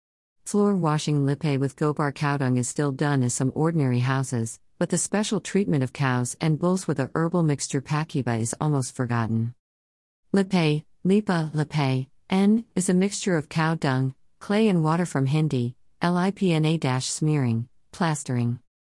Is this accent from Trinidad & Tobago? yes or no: yes; Trinidad & Tobago; now in United States; growing up in Trinidad and Tobago is fascinating because the slangs can change over time. I have lived in the United States for 20-plus years now, and every time I travel back to Trinidad and Tobago, I have to reacquaint myself with the words and phrases that have emerged.